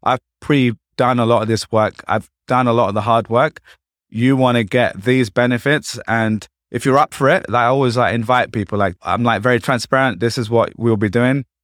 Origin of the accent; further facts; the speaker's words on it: London, United Kingdom; moved away as an adult; also born or lived in Essex; now in New York, United States; I'm from East London